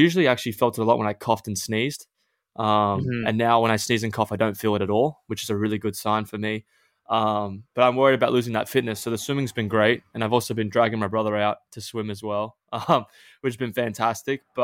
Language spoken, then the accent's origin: English; Australia; growing up in Australia